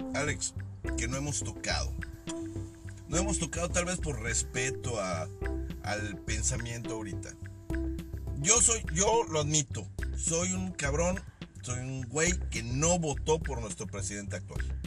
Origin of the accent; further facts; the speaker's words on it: Mexico; soy mexicano, al igual que mucha de la gente que escucha esta madre. Somos mexicanos